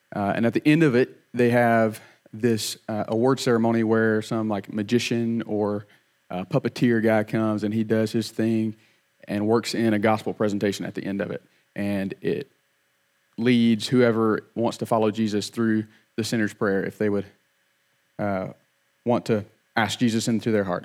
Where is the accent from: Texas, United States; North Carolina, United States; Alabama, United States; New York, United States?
Alabama, United States; Opp; I grew up in Op, uh, had two little brothers